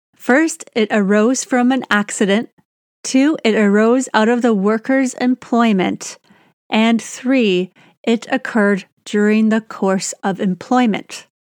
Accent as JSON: {"language": "English", "country": "Canada", "said": "I'm Canadian"}